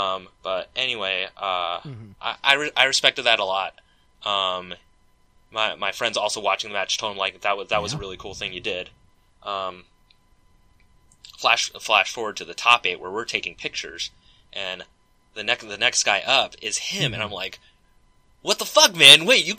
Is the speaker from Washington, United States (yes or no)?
yes; Seattle, Washington, United States; I did it in Seattle, I did it, you know, I did it in my hometown, I did it in front of my community